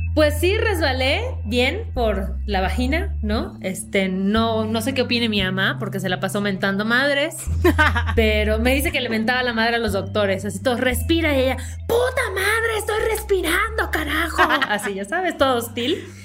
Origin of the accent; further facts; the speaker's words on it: Yucatán, Mexico; accent: Yucatecan; en automático me junto con otra yucateca y sale todo mi acento